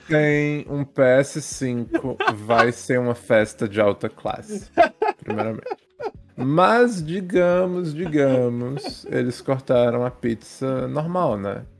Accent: France; Portuguese is a second language; moved away; eu sou francês

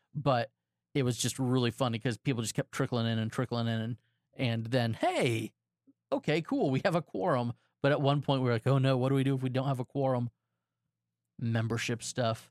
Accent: Florida, United States; also born or lived in Texas; I have been a Floridian since I was eight years old

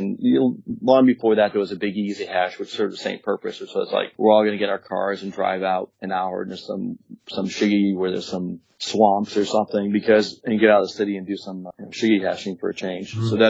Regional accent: West Palm Beach, Florida, United States; also born or lived in Jacksonville, Florida / Gainesville, Florida; I grew up in West Palm Beach area.

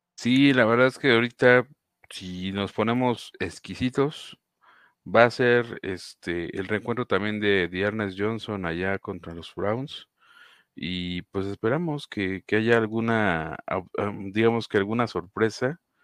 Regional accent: Mexico; uno como fanático mexicano de los Jacksonville Jaguars

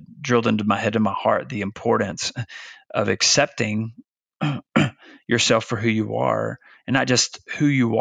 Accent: Arkansas, United States; moved away as an adult; also born or lived in Virginia; Branson, Missouri was about an hour and a half north of where I grew up in Arkansas

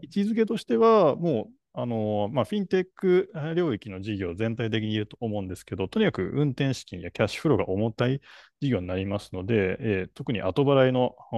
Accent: Tokyo, Japan; 東京生まれの歌舞伎町生まれの、はい、代々木育ちの

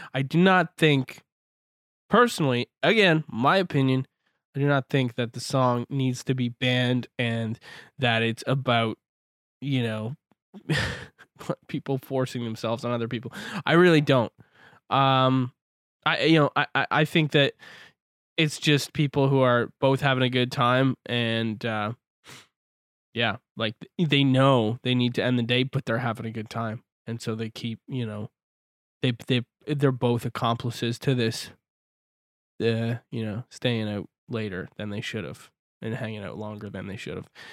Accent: Canada; I'm from Canada. I live on the West Coast.

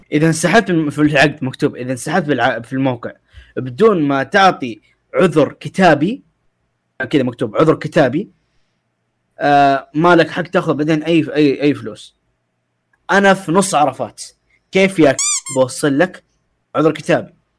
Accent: Mecca, Makkah Province, Saudi Arabia; انا من شرق مكه

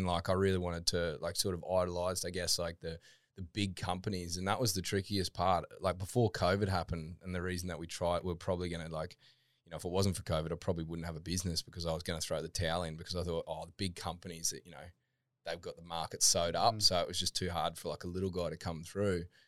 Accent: Toowoomba, Queensland, Australia; moved away as an adult; now in Gold Coast, Australia; originally, I'm from um, Toowoomba

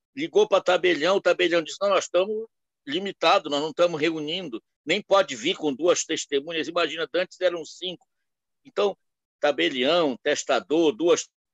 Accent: Belém, Pará, Brazil; moved away; also born or lived in Nova Friburgo, Rio de Janeiro; eu sou paraense, de Belém, mas passei anos em Friburgo.

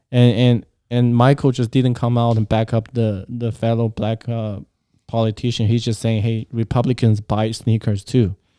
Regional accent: China; moved away; growing up in China

